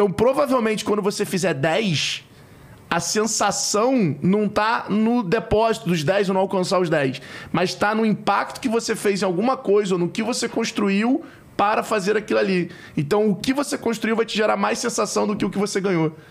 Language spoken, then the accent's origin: Portuguese; Rio de Janeiro, Brazil; É que Porra, eu sou carioca, mãe.